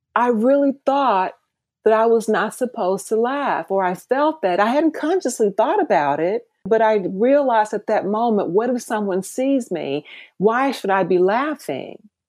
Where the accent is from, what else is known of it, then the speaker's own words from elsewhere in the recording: Mississippi, United States; moved away as an adult; also born or lived in San Francisco; now in Atlanta, United States; growing up in Mississippi at Mississippi State University.